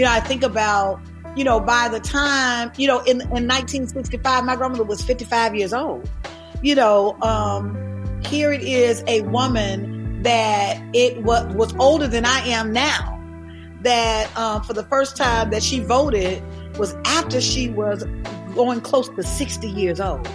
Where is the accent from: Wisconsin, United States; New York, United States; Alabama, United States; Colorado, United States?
Alabama, United States; I was raised in Alabama.